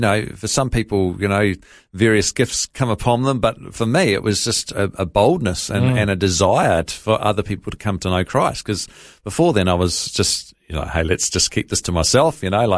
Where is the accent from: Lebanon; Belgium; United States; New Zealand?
New Zealand; Hawera, Taranaki; born there; I was born in Hawera in Taranaki in New Zealand.